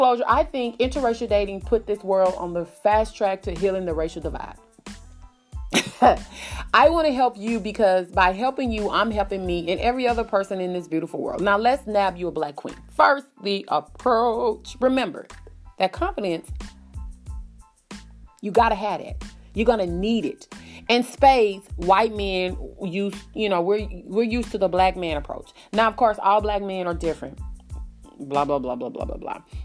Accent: the South, United States; Now, I'm from the South

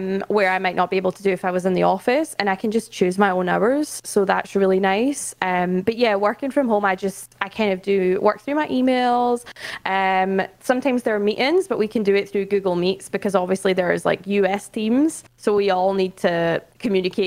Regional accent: Scotland, United Kingdom; moved away as an adult; now in London, United Kingdom; I am Scottish, but I relocated to London last June to work for Twitch

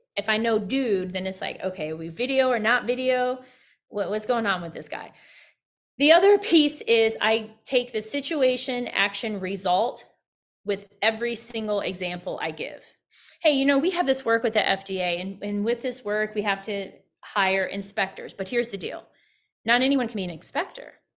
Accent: Midwest, United States; also born or lived in Evansville, Indiana; being a Midwesterner, I lived in Indiana, lived in Evansville, Indiana

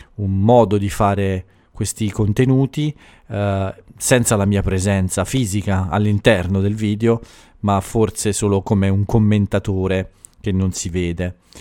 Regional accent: Italy; moved away

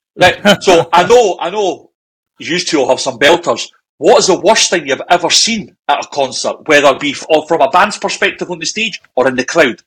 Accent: Scotland, United Kingdom; We're Scottish

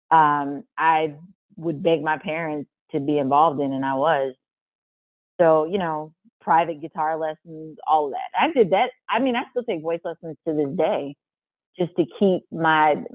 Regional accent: St. Louis, Missouri, United States; I'm from St. Louis

